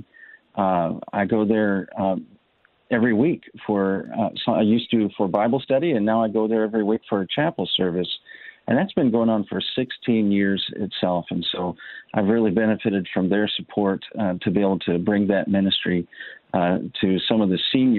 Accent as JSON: {"language": "English", "town": "Liberty", "region": "Missouri", "country": "United States", "tie": "born or raised there", "also_born_or_lived": "Tampa Bay, Florida", "moved": "yes", "lives_now": "Tampa, United States", "said": "I grew up in Missouri in Liberty, which is in the Kansas City area"}